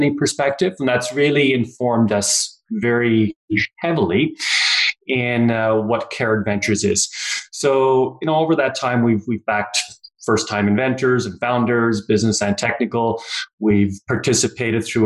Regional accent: Newfoundland and Labrador, Canada; moved away as an adult; also born or lived in Kitchener-Waterloo, Ontario / New Brunswick; now in Calgary, Canada; born in Ontario, in Kitchener-Waterloo area, but mostly I grew up in Newfoundland and spent a couple of years of my adult life in New Brunswick, but I've been in Calgary now since 1995

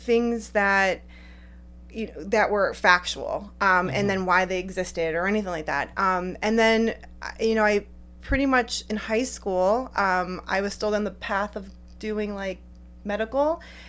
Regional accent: Cleveland, Ohio, United States; I'm from Ohio originally, the Cleveland area

